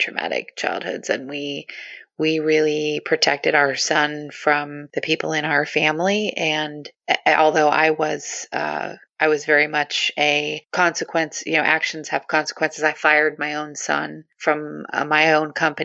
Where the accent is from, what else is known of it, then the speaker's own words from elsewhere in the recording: Southern California, United States; moved away; I'm from Southern California originally, so I grew up saying that everything is just awesome.